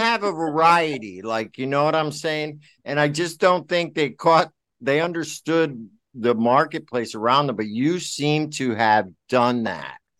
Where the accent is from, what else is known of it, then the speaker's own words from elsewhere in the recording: Milford, Connecticut, United States; I'm from Milford